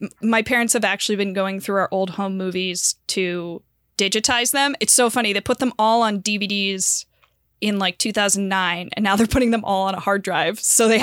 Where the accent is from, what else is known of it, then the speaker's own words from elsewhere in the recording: Santa Barbara, California, United States; Santa Barbara.